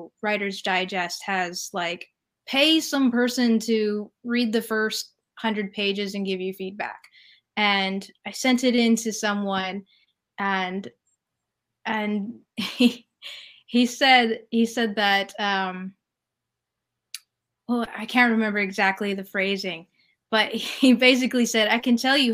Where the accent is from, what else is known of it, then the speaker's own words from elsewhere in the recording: California, United States; moved away as an adult; also born or lived in New York City; I'm from California.